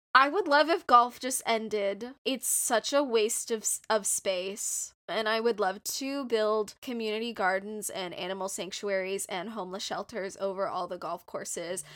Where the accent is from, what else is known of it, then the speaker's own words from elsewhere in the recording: Southern California, United States; I am from SoCal